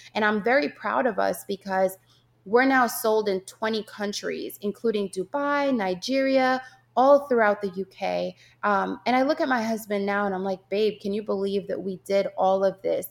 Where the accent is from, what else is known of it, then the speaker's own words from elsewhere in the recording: Jamaica; moved away; growing up in Jamaica with my yaya